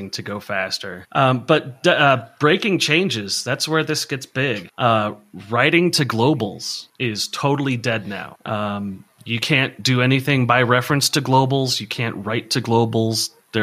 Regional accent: San Diego, California, United States; I grew up in San Diego

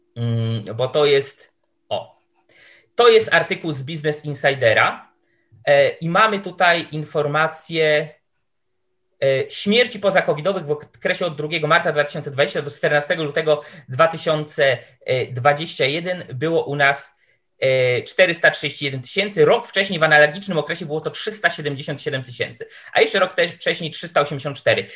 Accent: Tomaszów Mazowiecki, Łódź Voivodeship, Poland; ja pochodzę, to jest moje rodzinne miasto, pochodzę z Tomaszowa Mazowieckiego

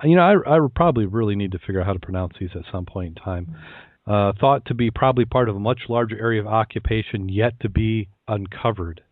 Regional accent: Saugatuck, Michigan, United States; I grew up around the Keewatin. Uh, if you've been, if you've ever been to the Saugatuck Douglas area of West Michigan

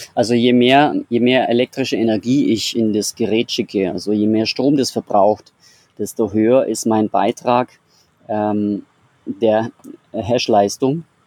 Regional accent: Bavaria, Germany; ich komme aus Bayern

